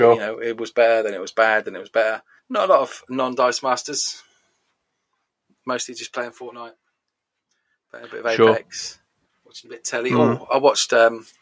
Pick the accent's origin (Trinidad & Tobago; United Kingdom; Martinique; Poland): United Kingdom; we are British